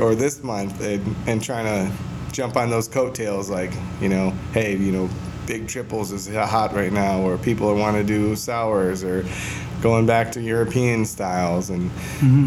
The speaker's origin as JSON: {"language": "English", "region": "Michigan", "country": "United States", "also_born_or_lived": "Pacific Northwest", "moved": "as an adult", "lives_now": "Gilbert, United States", "said": "we're all from Michigan, all the guys that are part of this"}